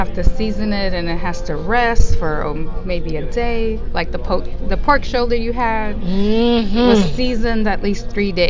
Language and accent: English; New York City, New York, United States; moved away as an adult; also born or lived in Puerto Rico; I was born in Puerto Rico. I moved to the Bronx, New York, when I was 8 years old, and then I was there for about till I graduated high school, and then moved down here.